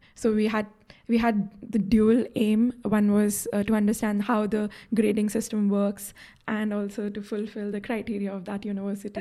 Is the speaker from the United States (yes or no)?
no; India; moved away as an adult; also born or lived in Rotterdam / Bologna / Oslo; I'm originally from India